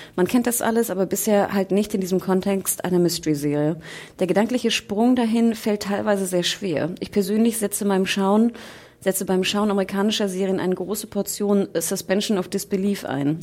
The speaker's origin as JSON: {"language": "German", "region": "Hamburg", "country": "Germany", "said": "ich als Hamburgerin"}